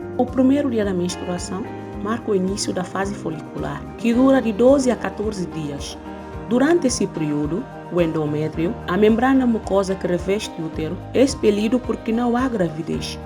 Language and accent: Portuguese; Guinea-Bissau; moved away; o meu país de origem, África especificamente Guiné-Bissau